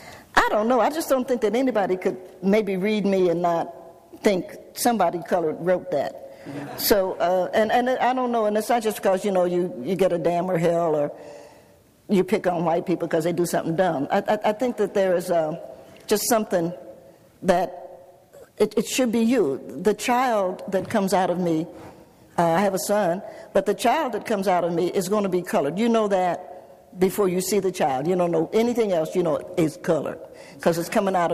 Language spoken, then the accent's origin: English; Cincinnati, Ohio, United States; also born or lived in Knoxville, Tennessee; I grew up in Cincinnati